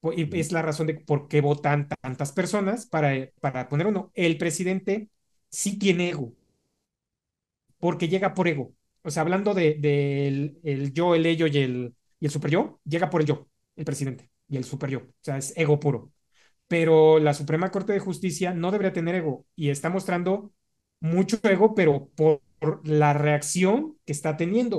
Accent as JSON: {"language": "Spanish", "region": "Mexico City", "country": "Mexico"}